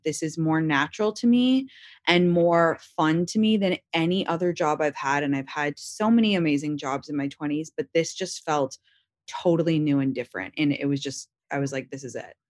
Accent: London, United Kingdom; also born or lived in Washington, D.C.; now in Los Angeles, United States; I consider myself from London, that's m, my whole childhood where I grew up

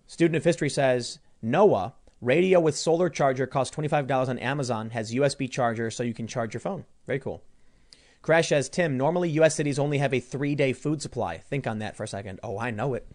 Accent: Chicago, Illinois, United States; I was growing up in Chicago, we knew all the neighbors

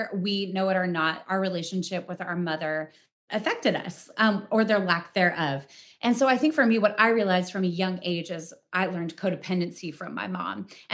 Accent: Spokane, Washington, United States; born or raised there; moved away

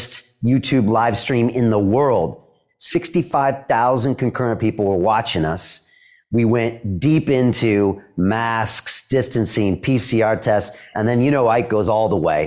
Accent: San Diego, California, United States; moved away as an adult; also born or lived in Boston, United States; now in London, United Kingdom; I'm from San Diego, you know, so grew up there 18 years

